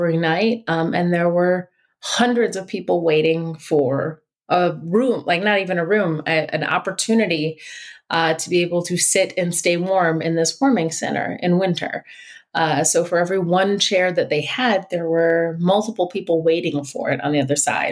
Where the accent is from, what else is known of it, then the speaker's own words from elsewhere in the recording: Detroit, Michigan, United States; I'm from Detroit, spent most of my life there and generations of my family